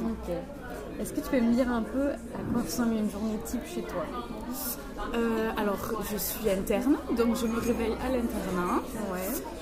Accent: Castres, Occitania, France; moved away as an adult; also born or lived in Mende; now in Brussels, Belgium; je viens de Castres, une petite ville euh, au sud de la France.

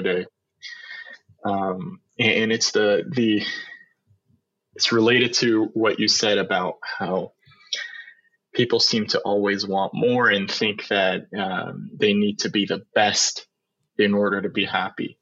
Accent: Canada; Because we're Canadians

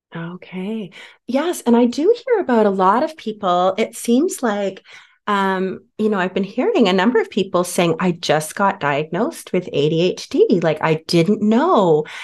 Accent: Canada; now we're Canadian, so in Canada

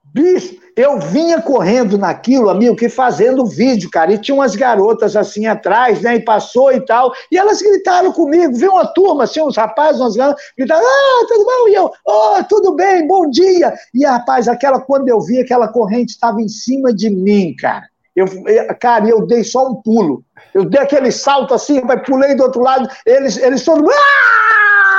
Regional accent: interior of Paraná, Brazil; moved away; eu sou do interior do Paraná

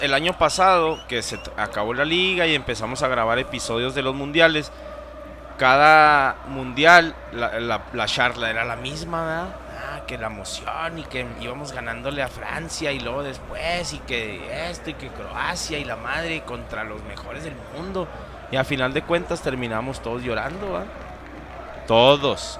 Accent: Mexico; Yo soy mexicano

